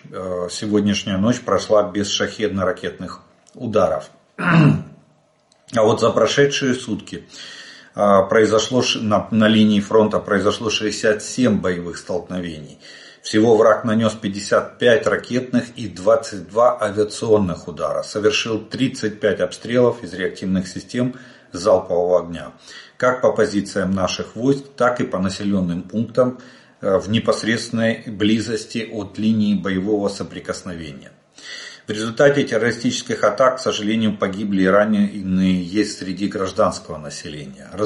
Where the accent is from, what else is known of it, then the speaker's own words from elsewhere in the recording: Ukraine; Добрый день, мы из Украины.